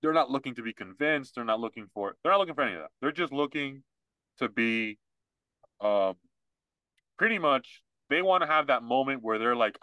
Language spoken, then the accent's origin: English; United States; I was born here.